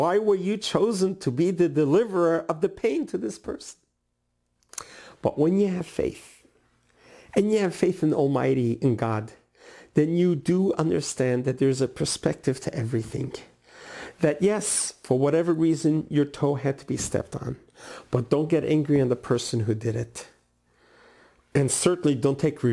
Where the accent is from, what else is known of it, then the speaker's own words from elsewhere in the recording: New York City, New York, United States; Where I grew up in Brooklyn, New York, there was a neighborhood called Borough Park